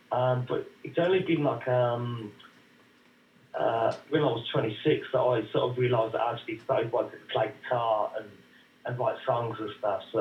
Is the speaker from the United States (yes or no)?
no; Birmingham, West Midlands, United Kingdom; Yeah, no, I'm from Birmingham actually.